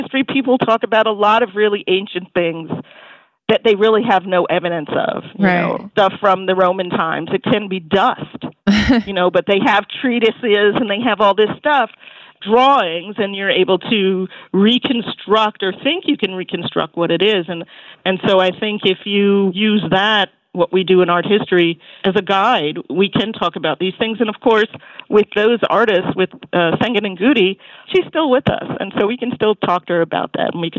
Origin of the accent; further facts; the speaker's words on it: New York, United States; as a New Yorker